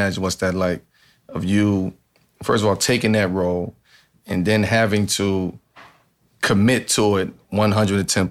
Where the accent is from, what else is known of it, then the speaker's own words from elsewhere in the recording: Baltimore, Maryland, United States; I grew up in Baltimore, so we had the Billie Holiday statue.